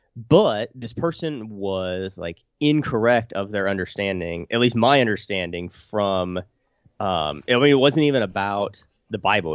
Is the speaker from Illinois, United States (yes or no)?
yes; Illiopolis, Illinois, United States; old Iliopolis, my hometown